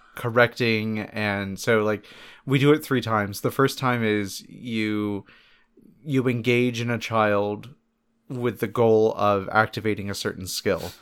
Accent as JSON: {"language": "English", "town": "Palm Bay", "region": "Florida", "country": "United States", "tie": "born or raised there", "said": "for a good portion of the time that I was growing up, we lived in that town also. So, like, we're from Palm Bay, Florida"}